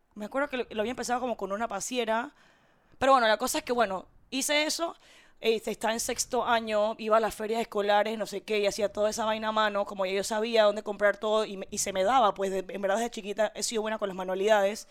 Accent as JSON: {"language": "Spanish", "town": "Panama City", "region": "Panamá", "country": "Panama", "tie": "born or raised there", "said": "en mi certificado de nacimiento, yo soy de Curundú"}